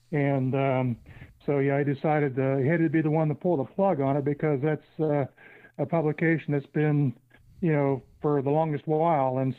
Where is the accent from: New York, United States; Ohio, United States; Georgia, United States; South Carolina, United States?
Ohio, United States; Lewisburg; I originally come from Lewisburg there. I'm an alum of Tri-County North